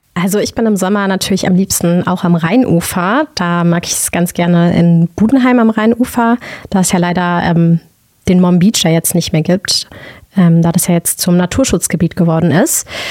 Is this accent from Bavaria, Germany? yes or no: no; Mainz, Rhineland-Palatinate, Germany; Ich selbst bin gebürtiger Mainzer